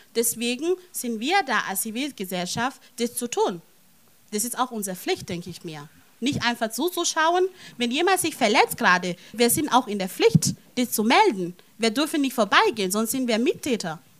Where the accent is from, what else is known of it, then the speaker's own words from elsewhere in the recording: Italy; now in Germany; ich bin nicht in Deutschland aufgewachsen, in Italien aufgewachsen